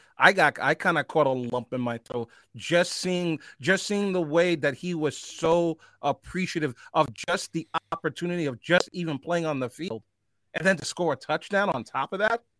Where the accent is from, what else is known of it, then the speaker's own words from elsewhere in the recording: New York, United States; as a New Yorker